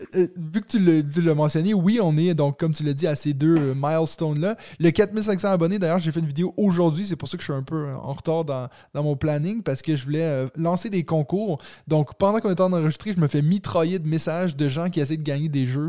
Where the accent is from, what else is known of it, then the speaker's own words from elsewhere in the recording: Waterloo, Quebec, Canada; Je suis comme, ah ouais, Waterloo